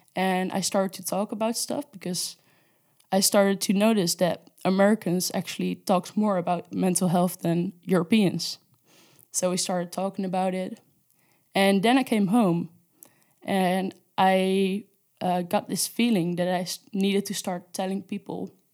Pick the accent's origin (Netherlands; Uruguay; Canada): Netherlands; moved away as an adult; now in Spain; I'm from the Netherlands, and I moved to Spain, uh, for an internship